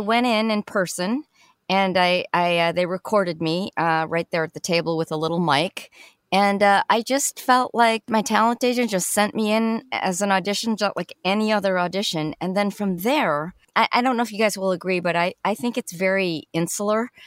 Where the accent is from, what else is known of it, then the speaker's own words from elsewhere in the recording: Chicago, Illinois, United States; moved away; I'm from Chicago. Originally